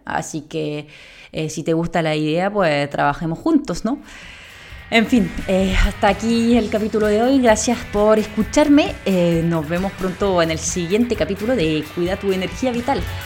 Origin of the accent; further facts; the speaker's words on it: France; Spanish is a second language; moved away as an adult; now in Spain; muy española no sueno, pues soy francesa